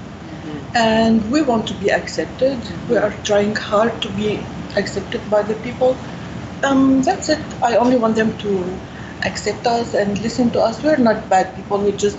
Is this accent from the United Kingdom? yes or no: no; Syria; now in United States; I'm from Syria.